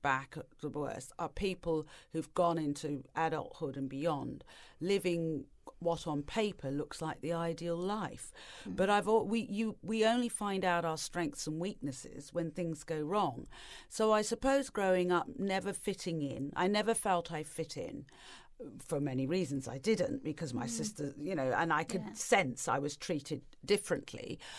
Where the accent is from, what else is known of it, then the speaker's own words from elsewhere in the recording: East of England, United Kingdom; also born or lived in Tanzania; But when I was growing up in England and in Tanzania, and then in Norfolk, there were no other families of colour around.